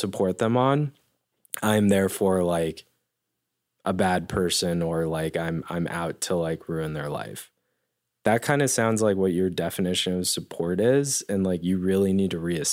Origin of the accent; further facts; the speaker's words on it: Denver, Colorado, United States; I grew up in Denver